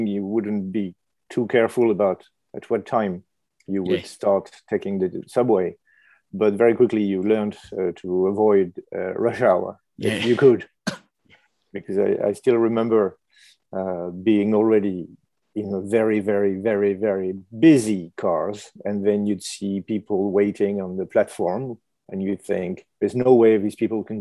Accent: Paris, Île-de-France, France; moved away as an adult; also born or lived in New York / Tokyo / Beijing / Brussels; now in London, United Kingdom; I'm from Paris, so I lived in Paris

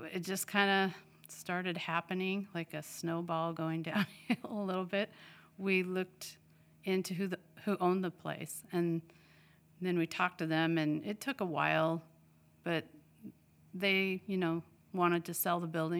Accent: Idaho, United States; now in Washington, United States; …'s from Minnesota and I'm from Idaho. So I was born in Idaho.

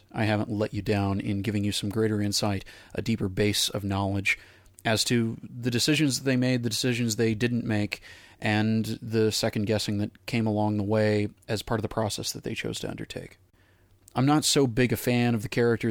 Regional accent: North Texas, United States; I grew up in North Texas as a young actor

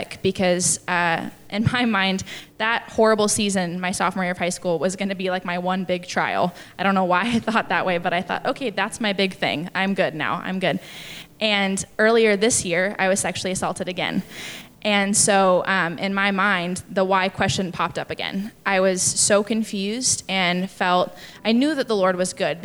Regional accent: Tacoma, Washington, United States; I actually came home from college. I'm from Tacoma

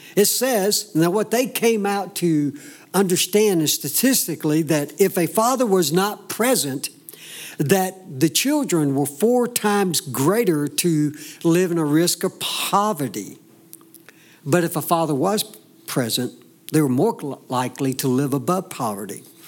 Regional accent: the South, United States; growing up in the South, you you raise up in a home that understands that you go to church.

